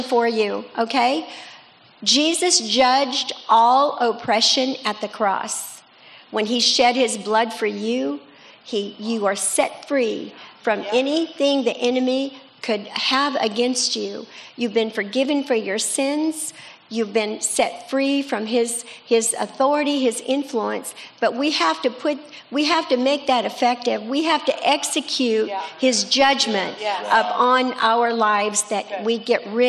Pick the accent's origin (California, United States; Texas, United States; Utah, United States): California, United States; Escondido; also born or lived in La Mesa, California; I grew up in Escondido, by the way, but I was born in La Mesa, not far from here